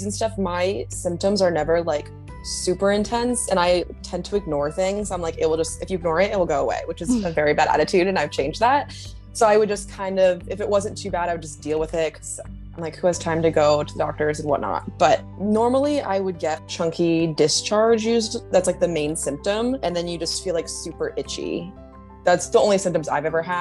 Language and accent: English; Providence, Rhode Island, United States; now in New York City, United States; I'm originally from Providence, Rhode Island, but I live in New York City now